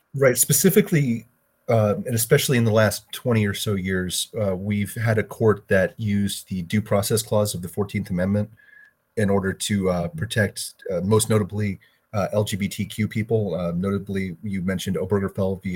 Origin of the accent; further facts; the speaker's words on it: Florida, United States; here in my home state of Florida